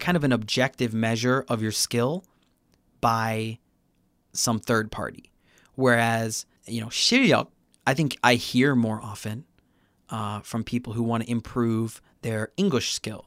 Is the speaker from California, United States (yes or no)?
no; Chicago, Illinois, United States; now in Busan, South Korea; I'm from Chicago originally